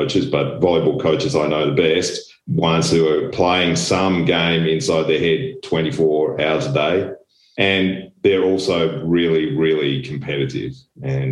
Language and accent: English; Australia; moved away as an adult; also born or lived in Germany / Belgium / Italy / Poland; now in Friedrichshafen, Germany; I am Australian with European parentage and have been in Europe for the last nearly 20 years